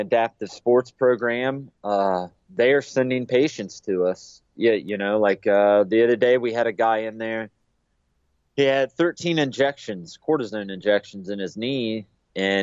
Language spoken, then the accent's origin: English; Chillicothe, Ohio, United States; the Chillicothe VA here in my hometown